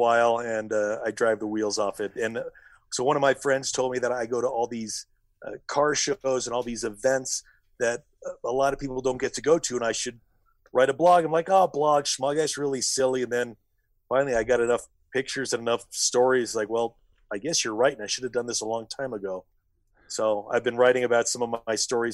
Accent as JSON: {"language": "English", "region": "Colorado", "country": "United States", "tie": "born or raised there", "said": "I grew up driving in Colorado"}